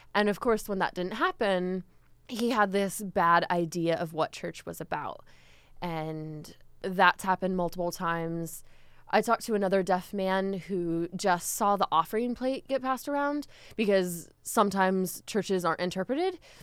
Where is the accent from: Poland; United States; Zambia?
United States